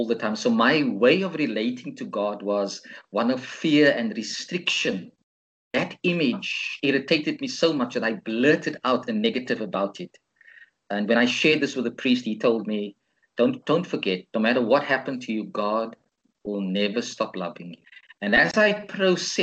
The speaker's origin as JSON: {"language": "English", "town": "Cape Town", "region": "Western Cape", "country": "South Africa", "tie": "born or raised there", "said": "one of the churches I grew up in Cape Town, St. Mark's"}